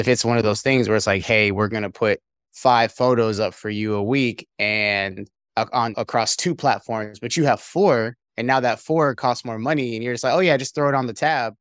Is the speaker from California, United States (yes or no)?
yes; California, United States; moved away as an adult; also born or lived in Korea / Arkansas / Pennsylvania; I'm originally from California, United States